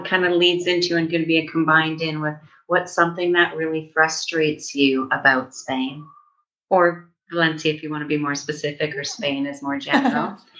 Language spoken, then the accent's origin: English; Calgary, Alberta, Canada; I'm from Calgary, and Vancouver is a close, large city that most people know of, and that is a 12-hour drive.